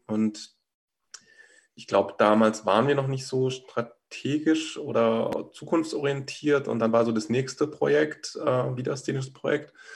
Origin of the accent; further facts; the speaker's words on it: Rhineland-Palatinate, Germany; moved away as an adult; also born or lived in Berlin; ich bin so in der Pfalz auf dem Land aufgewachsen